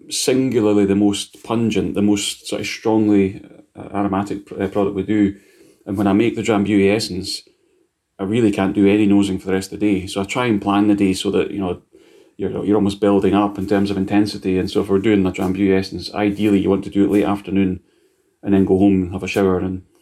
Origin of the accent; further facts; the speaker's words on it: Scotland, United Kingdom; He's like, I need to eat this because I'm Scottish and I have to eat it.